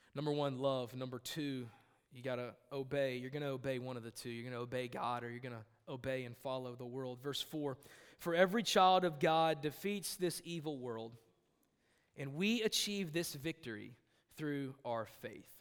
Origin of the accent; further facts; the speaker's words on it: United States; I am an American, not an Americant